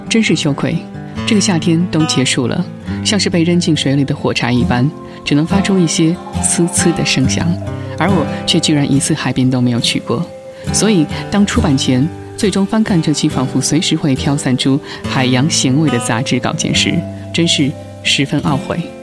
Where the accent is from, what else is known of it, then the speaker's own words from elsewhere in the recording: inland China, China; 我自己是在内地长大的人